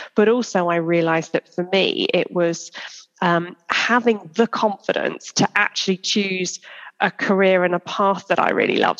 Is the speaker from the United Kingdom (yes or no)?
yes; Church Stretton, West Midlands, United Kingdom; I grew up uh, in a little place called Church Stretton in Shropshire